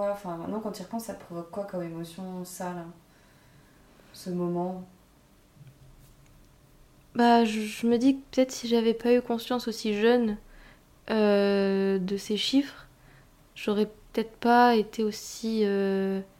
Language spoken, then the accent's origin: French; Hauts-de-France, France; des pommes de terre, du coup, je viens du Nord, ah, beaucoup de patates.